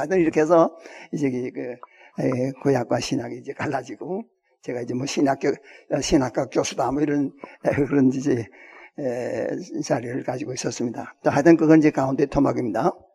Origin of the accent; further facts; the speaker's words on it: Hwangju, North Hwanghae, North Korea; now in South Korea; 황해도 황주군에 있는 그 큰그 그 아주 농장을 가지고 있는 그 부자였고요